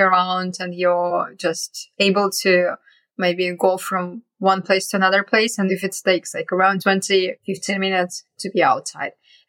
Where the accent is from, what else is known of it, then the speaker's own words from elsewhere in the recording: Yakutsk, Sakha Republic, Russia; moved away; also born or lived in China; So I was born and grew up in Yakutia, which is in the far east of Russia. And it's the coldest town on earth.